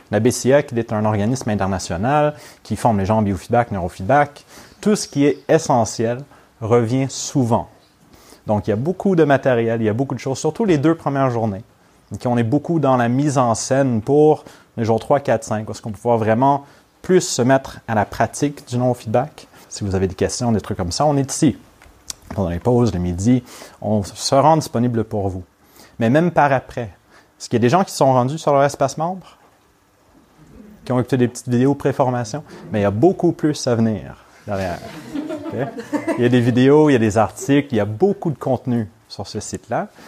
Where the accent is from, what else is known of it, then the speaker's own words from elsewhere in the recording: Montreal, Quebec, Canada; first language English; French is a second language; now in Lyon, France; moi je ne suis pas natif de Lyon. je suis montréalais, donc québécois, donc canadien, mais aussi anglophone.